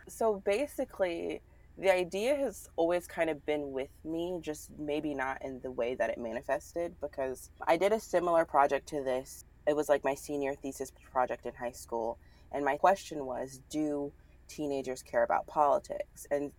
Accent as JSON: {"language": "English", "region": "the South", "country": "United States", "tie": "born or raised there", "said": "There's just something about growing up in the South, like fight or flight. You either move to the North or you stick it out in the South."}